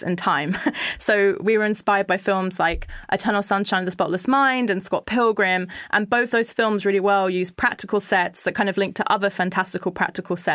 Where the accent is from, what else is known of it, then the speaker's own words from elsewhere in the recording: London, United Kingdom; we're all like from London